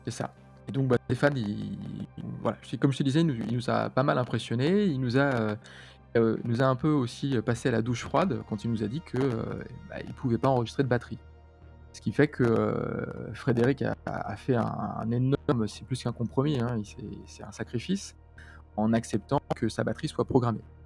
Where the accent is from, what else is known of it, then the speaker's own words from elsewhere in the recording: Paris, Île-de-France, France; moi, je venais de Paris